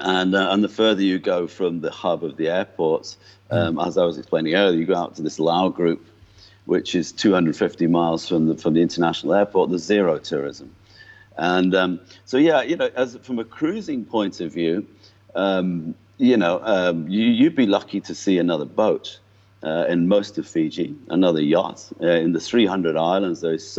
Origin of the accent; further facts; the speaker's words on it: North West England, United Kingdom; accent: mongrel accent; It's a bit of a mongrel accent by now, but it's, I was from just north of Liverpool.